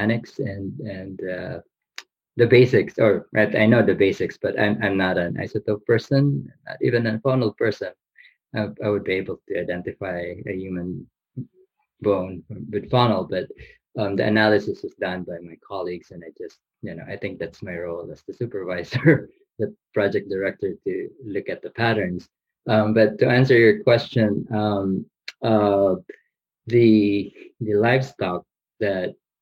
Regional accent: Bicol Region, Philippines; moved away; the region that I grew up in the Vico region

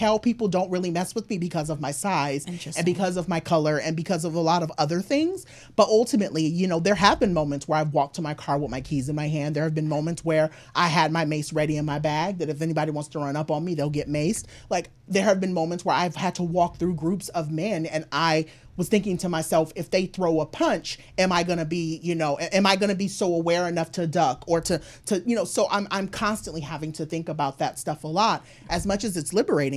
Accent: Highland, California, United States; So I'm from California. I'm from SoCal. My family is spread out between LA County and San Bernardino County, but I grew up in Highland

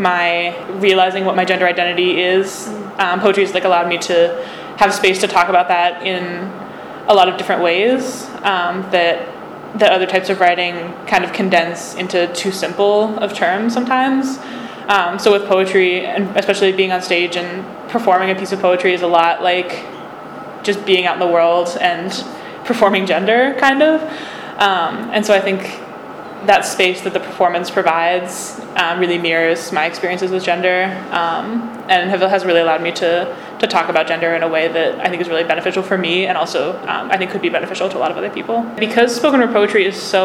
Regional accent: small-town rural Pennsylvania, United States; I come from a swing state and a swing county, the smallest town with the largest Republican majority, a neighborhood of Donald Trump's reversing Pennsylvania from blue to bloodshot

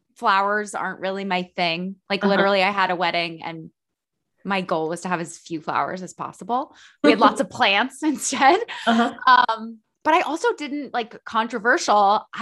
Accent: Princeton, New Jersey, United States; also born or lived in Texas / Illinois / New York; now in Pennsylvania, United States; I grew up in Princeton, New Jersey, but I moved a lot. So I was born in Texas. I lived in Illinois, New Jersey, New York. Now I'm in Pennsylvania.

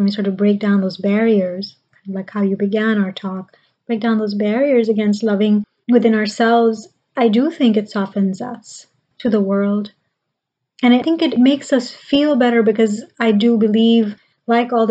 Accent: Pakistan; now in United States; I grew up in Pakistan

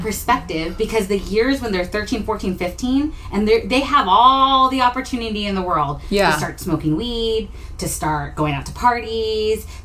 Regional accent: Texas, United States; moved away; I grew up in Texas

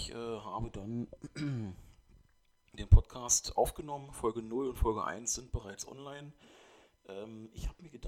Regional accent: Germany; nur bin ich in Deutschland aufgewachsen, deswegen... Ähm, wurde mein Name auch eingedeutscht, sozusagen.

